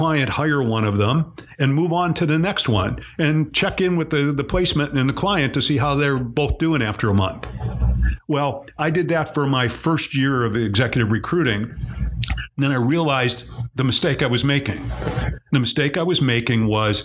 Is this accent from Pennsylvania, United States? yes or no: no; Cleveland, Ohio, United States; I'm from Cleveland